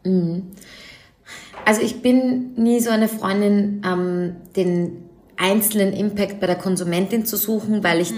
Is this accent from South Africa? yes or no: no; Vienna, Austria; Ich komme aus Wien